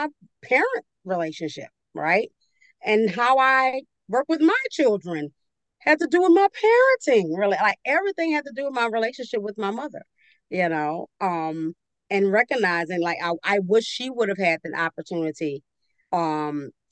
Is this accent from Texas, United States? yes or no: no; New Orleans, Louisiana, United States; I'm from New Orleans